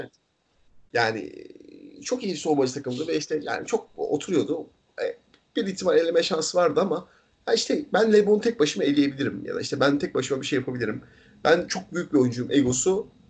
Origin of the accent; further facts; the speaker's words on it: İzmir, Turkey; İzmir'de- İzmir'de büyüdük ikimiz de.